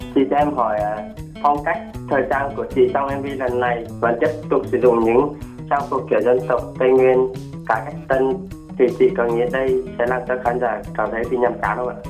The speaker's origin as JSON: {"language": "Vietnamese", "region": "Gia Lai", "country": "Vietnam", "tie": "born or raised there", "moved": "yes", "lives_now": "Binh Duong, Vietnam", "said": "em quê ở gia lai"}